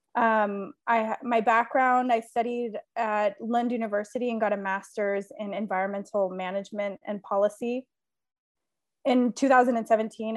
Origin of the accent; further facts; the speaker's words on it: California, United States; moved away as an adult; also born or lived in Sweden; now in Italy; I was born and raised in California, but am currently living in Italy